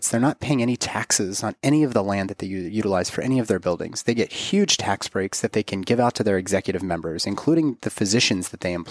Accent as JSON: {"language": "English", "town": "Pittsburgh", "region": "Pennsylvania", "country": "United States", "tie": "born or raised there", "said": "my hometown in Pittsburgh"}